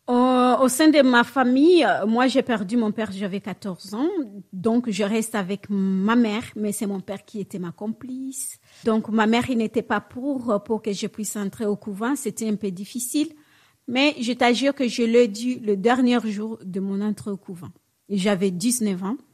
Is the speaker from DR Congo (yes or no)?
yes; Bukavu, South Kivu, DR Congo; moved away as an adult; now in Normandy, France; je suis congolaise